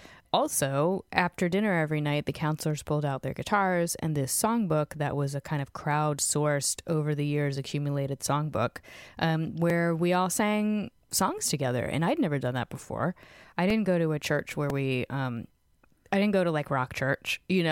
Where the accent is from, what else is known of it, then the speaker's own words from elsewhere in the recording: Fredericksburg, Virginia, United States; I grew up in Virginia, a town called Fredericksburg, which has a college in it and is, you know, an hour from D.C. and an hour from Richmond. So like, pretty cultural given how small it was at the time.